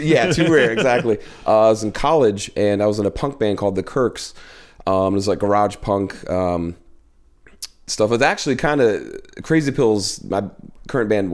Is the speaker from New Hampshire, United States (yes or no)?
yes; Claremont, New Hampshire, United States; moved away as an adult; now in New York, United States; my hometown, Claremont